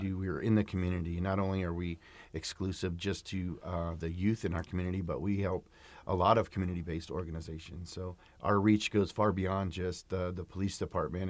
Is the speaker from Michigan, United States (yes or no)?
no; Sacramento, California, United States; I grew up in South Sacramento